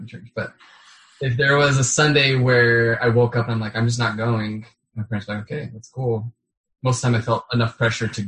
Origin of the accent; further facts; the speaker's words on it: Mapleton, Utah, United States; moved away as an adult; I was born in Mapleton, lived there until I was 18.